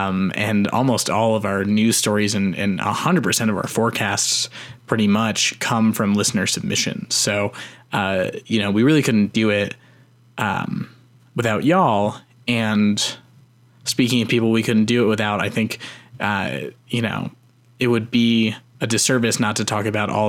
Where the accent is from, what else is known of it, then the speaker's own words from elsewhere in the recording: Canada; That's what we get for being a Canadian on the show.